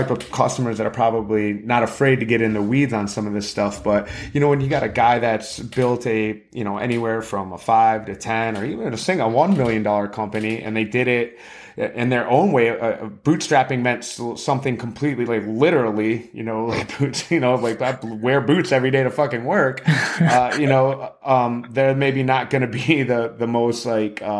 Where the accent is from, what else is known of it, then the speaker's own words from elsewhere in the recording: Florida, United States; I'm from I'm from Florida.